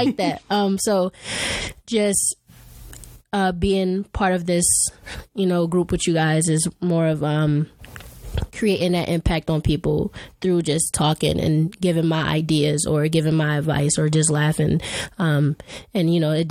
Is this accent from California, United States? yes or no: no; Philadelphia, Pennsylvania, United States; moved away; I'm from Philadelphia.